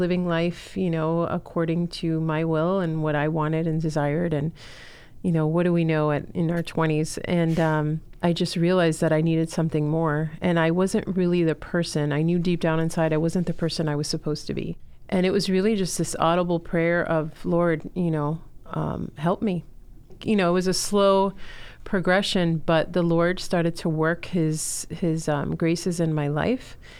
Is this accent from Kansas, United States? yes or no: no; Miami, Florida, United States; also born or lived in Chile; I'm originally from Chile, was born there, and, um, grew up in Miami